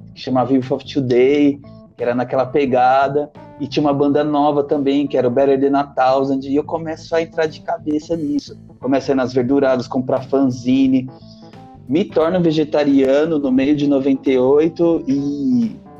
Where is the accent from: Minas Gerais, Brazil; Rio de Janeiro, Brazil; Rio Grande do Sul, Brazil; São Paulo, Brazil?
São Paulo, Brazil; Eu sou do, do Jabaquara, da Zona Sul